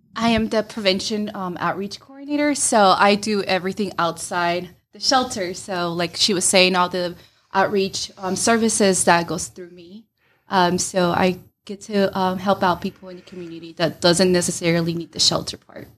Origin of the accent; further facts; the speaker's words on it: Rome, Georgia, United States; I'm originally from Rome